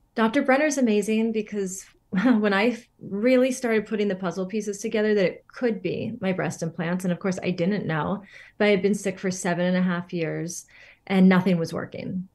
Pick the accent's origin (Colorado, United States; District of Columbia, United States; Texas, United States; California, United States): California, United States; Northern; moved away as an adult; also born or lived in Pacific Northwest; I'm from an area in Northern California, and grew up for much of my life there, and then did spend some time in the Pacific Northwest.